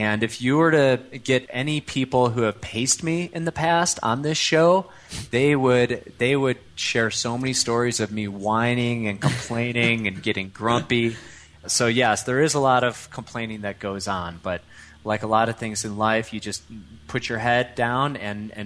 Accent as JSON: {"language": "English", "town": "Chicago", "region": "Illinois", "country": "United States", "tie": "born or raised there", "also_born_or_lived": "Europe / Colorado", "accent": "Midwest", "moved": "as an adult", "lives_now": "Lafayette, Colorado, United States", "said": "I grew up in suburban Chicago"}